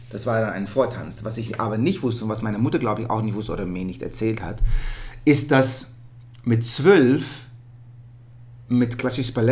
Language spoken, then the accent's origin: German; Netherlands; born there; ich bin in Holland geboren